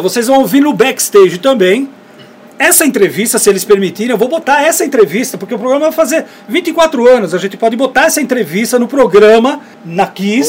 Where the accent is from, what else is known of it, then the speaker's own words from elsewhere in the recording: Brazil; a gente é do Brasil